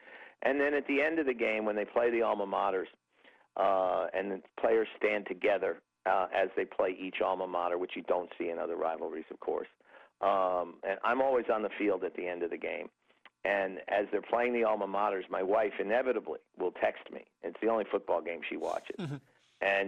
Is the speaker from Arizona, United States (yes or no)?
no; New York City, New York, United States; I grew up in New York City as an Army fan